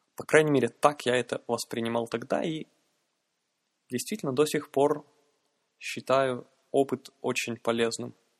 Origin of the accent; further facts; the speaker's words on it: Yaroslavl, Yaroslavl Oblast, Russia; я человек из Ярославля